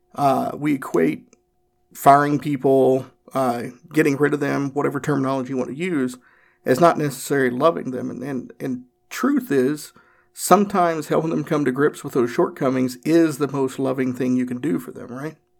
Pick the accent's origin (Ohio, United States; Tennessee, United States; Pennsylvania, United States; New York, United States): Tennessee, United States; Northeast; I'm from Northeast Tennessee